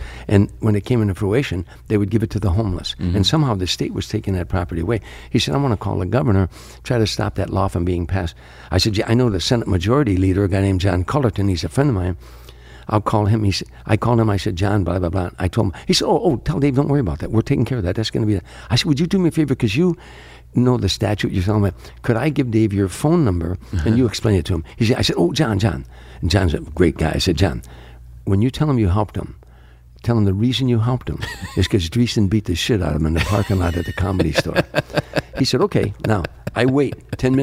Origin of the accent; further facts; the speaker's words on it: Harvey, Illinois, United States; moved away; I was a kid from Harvey, Illinois.